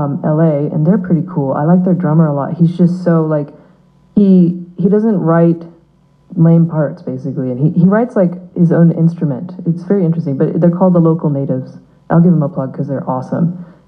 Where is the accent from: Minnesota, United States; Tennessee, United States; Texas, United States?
Tennessee, United States; moved away; I grew up in Tennessee for a bit